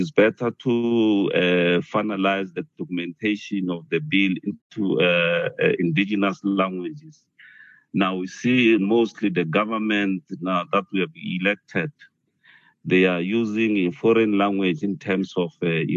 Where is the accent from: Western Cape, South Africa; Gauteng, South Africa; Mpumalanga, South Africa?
Mpumalanga, South Africa; I'm from Mpumalanga.